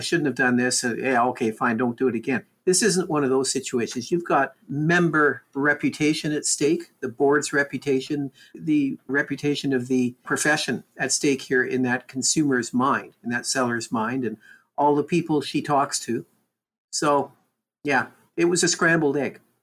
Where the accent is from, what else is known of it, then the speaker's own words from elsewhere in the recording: Canada; We're Canadian.